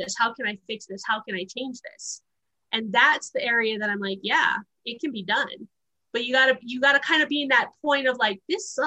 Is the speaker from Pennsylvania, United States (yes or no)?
no; Honolulu, Hawaii, United States; moved away; also born or lived in Wyoming; I was born and raised in Honolulu, Hawaii